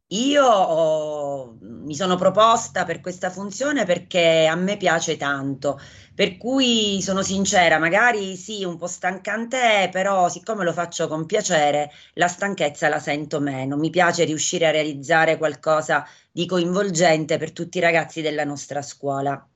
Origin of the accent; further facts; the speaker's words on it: Acireale, Sicily, Italy; io sono di Acireale